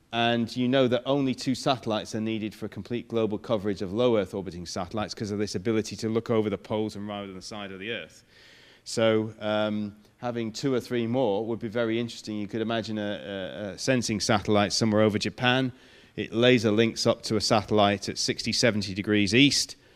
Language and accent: English; Manchester, North West England, United Kingdom; moved away; But I come from Manchester